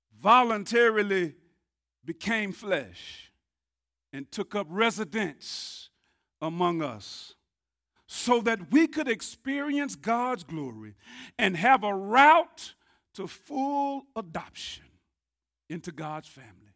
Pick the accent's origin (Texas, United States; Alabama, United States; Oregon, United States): Texas, United States; Tyler; I grew up here in Tyler.